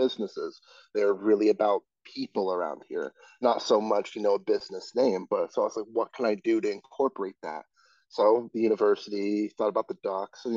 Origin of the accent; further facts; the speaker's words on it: Colorado, United States; moved away as an adult; I just moved here. I'm from Colorado